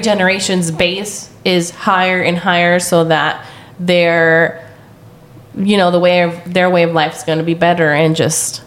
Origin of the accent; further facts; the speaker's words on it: Central Valley, California, United States; growing up in the Central Valley, like we all lived in the country and we all rode the bus